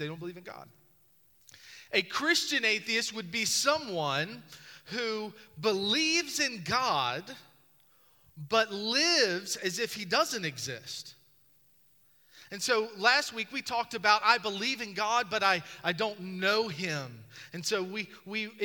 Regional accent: Charles City, Virginia, United States; moved away; When I grew up in Charles City, Virginia, we got 3 flavors of ice cream

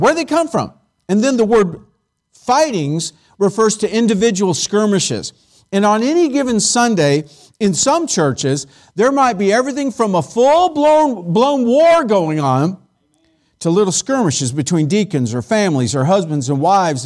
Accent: California, United States; moved away; I grew up in California

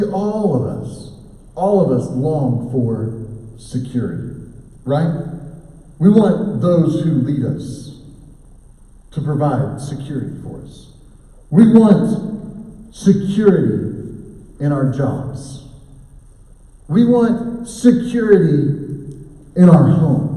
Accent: Oklahoma, United States; I grew up in Oklahoma

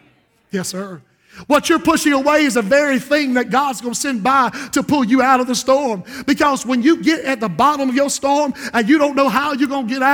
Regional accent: Society Hill, United States; But when I was raised in Society Hill, if a storm was coming up, you unplugged everything.

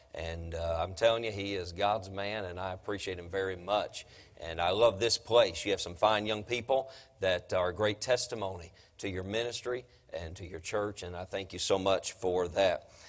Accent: Durham, North Carolina, United States; I'm from Durham

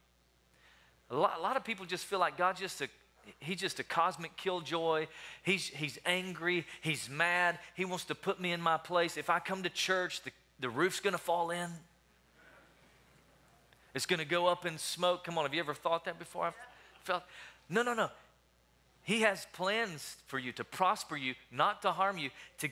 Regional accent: Tennessee, United States; also born or lived in Alabama; now in Wichita Falls, United States; I'm originally from Tennessee

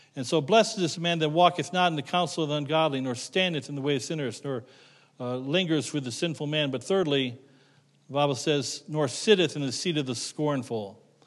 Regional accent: Middlefield, Ohio, United States; moved away; I grew up near Middlefield, Ohio

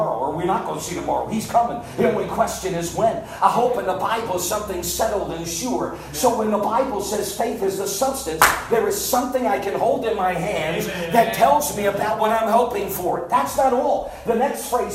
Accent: Northeast, United States; I grew up in the Northeast

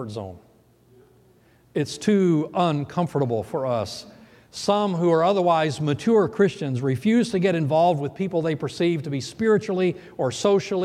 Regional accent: Alabama, United States; moved away; also born or lived in South Florida; I was born and raised in Alabama

